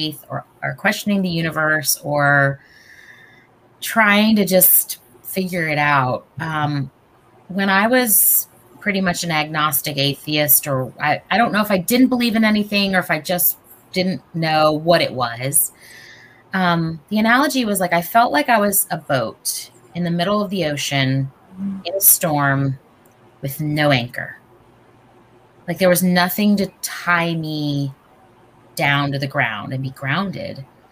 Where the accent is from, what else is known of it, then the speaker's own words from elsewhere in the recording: North Carolina, United States; growing up in North Carolina